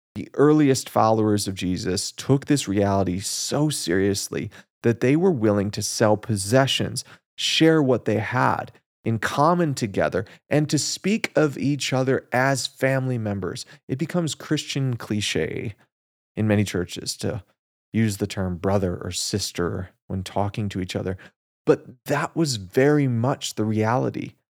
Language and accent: English; United States; as Americans